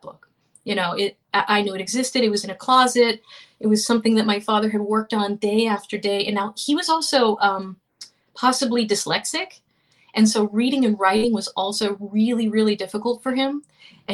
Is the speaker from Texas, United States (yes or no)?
no; Florida, United States; We grew up in Florida.